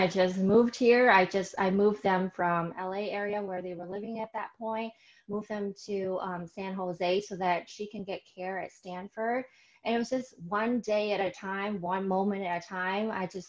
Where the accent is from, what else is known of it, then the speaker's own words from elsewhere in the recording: Vietnam; I was born in Vietnam